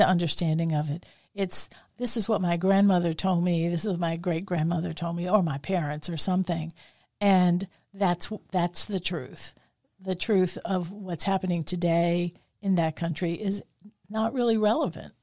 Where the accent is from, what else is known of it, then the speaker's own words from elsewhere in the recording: New Orleans, Louisiana, United States; growing up in the Italian community in New Orleans